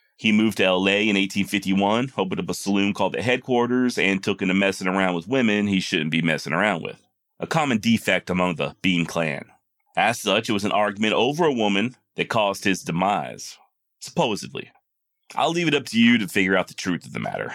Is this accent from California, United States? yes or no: no; Texas, United States; born and raised in Texas